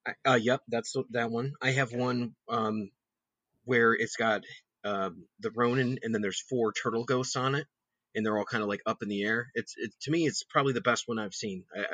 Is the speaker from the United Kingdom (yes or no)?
no; Connecticut, United States; I'm from Connecticut